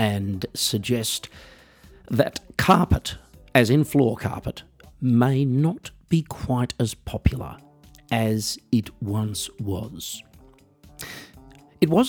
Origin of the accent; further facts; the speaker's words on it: Australia; accent: Australian; now in Germany; I live in Germany, folks, even though I'm Australian, as you might be able to tell from the accent